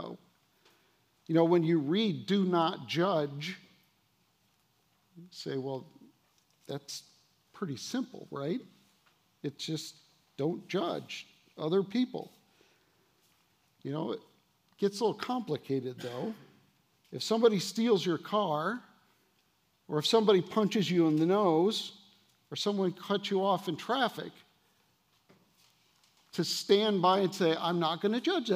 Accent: United States; our American culture

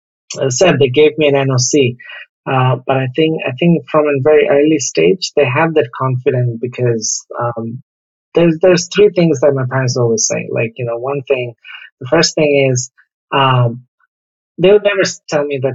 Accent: Dhaka, Dhaka Division, Bangladesh; For a very early age, I grew up in Mirpur.

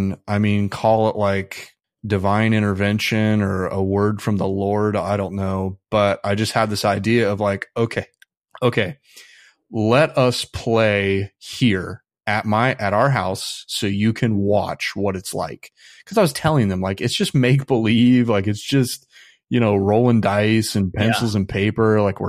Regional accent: Midwest, United States; When I grew up in the Midwest, so conservatism's pretty dominant there.

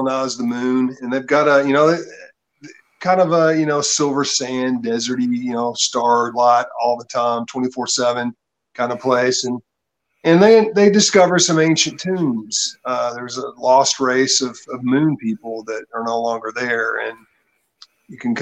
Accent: Tennessee, United States; I'm from Tennessee. Pretty much grew up on a farm

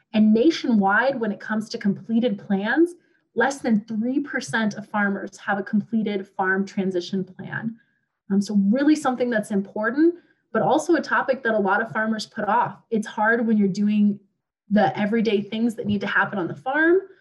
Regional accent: Montana, United States; moved away; I am originally from Montana and I grew up around Black Angus

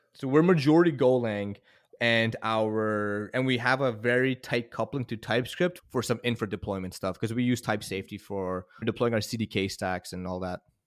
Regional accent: Canada; moved away as an adult; now in United States; I'm Canadian

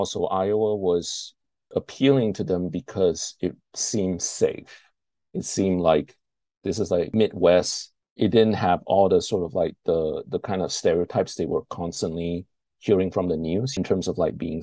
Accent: Malaysia; moved away as an adult; now in Austin, United States; I was born and raised in Malaysia.

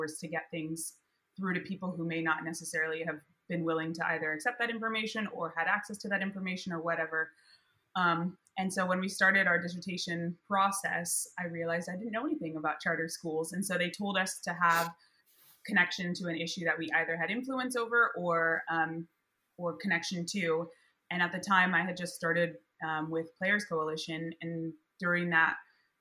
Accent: Southern California, United States; I grew up in Southern California

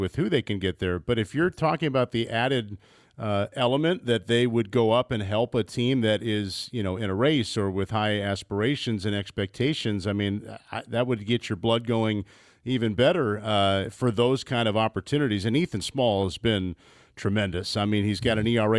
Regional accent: Midwest, United States; I'm a Midwesterner

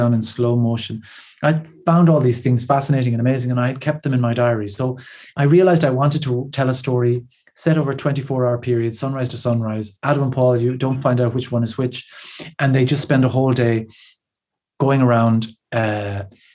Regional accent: Ireland; being an Irish person

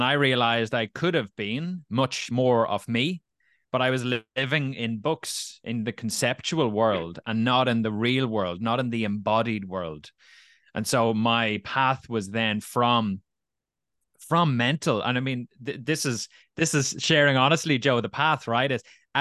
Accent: Dublin, Leinster, Ireland; also born or lived in Navan, County Meath; A year later at 13, so I moved from Dublin to Navan, County Meath, with my family

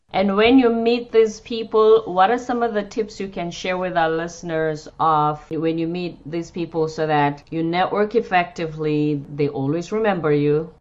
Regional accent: South Africa; moved away; I'm from South Africa

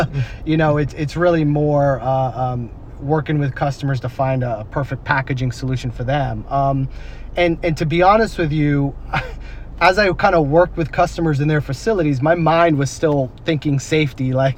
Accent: East Coast, United States; also born or lived in Connecticut / Massachusetts / Houston; now in San Antonio, United States; No. I'm actually originally from the East Coast. So I lived in Connecticut, I lived in Massachusetts, I lived in Houston for a short time, and then I actually came here in 2013, San Antonio.

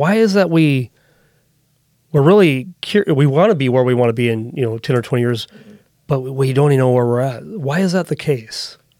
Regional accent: United States; as an American

